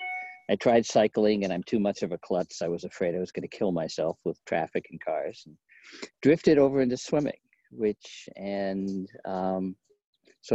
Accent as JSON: {"language": "English", "region": "Maine", "country": "United States", "tie": "born or raised there", "lives_now": "Portland, United States", "said": "I grew up in Maine"}